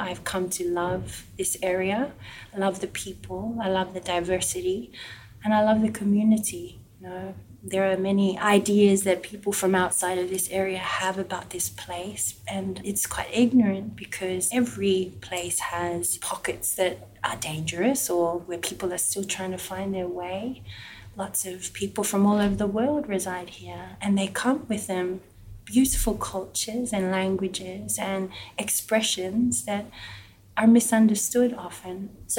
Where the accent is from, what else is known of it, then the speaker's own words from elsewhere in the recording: Samoa; People often couldn't understand where Samoa was. If I would tell them I'm from Samoa, they would think I said Somalia.